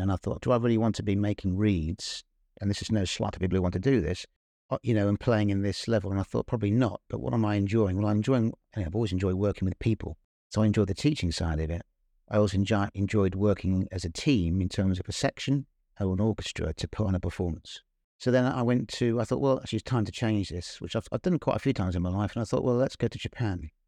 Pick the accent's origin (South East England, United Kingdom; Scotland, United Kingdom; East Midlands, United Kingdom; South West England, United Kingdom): East Midlands, United Kingdom; Northampton; I was born and brought up in Northampton